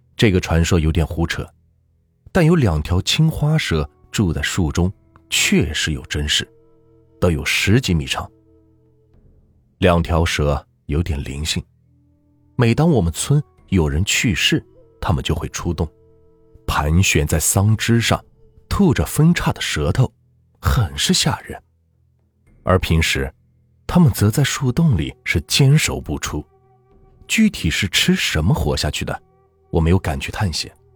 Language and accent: Chinese; Anhui, China; 我小时候一直生活在安徽平原地区农村，农村的地区人口稀薄